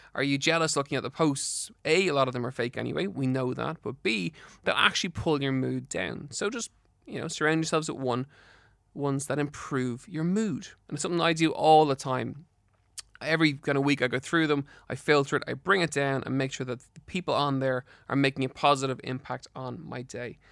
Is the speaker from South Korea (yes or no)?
no; Ireland; in Ireland